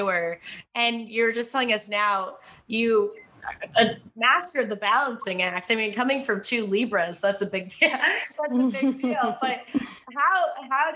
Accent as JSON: {"language": "English", "country": "Russia", "said": "I am from Russia"}